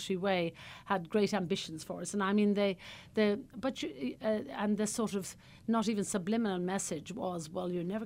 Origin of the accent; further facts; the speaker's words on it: Cullohill, Laois, Ireland; moved away as an adult; also born or lived in Dublin / Ballymaloe, County Cork; now in County Cork, Ireland; originally I came from the Midlands of Ireland, County Laois, a little tiny village I was brought up in called Callaghill in County Laois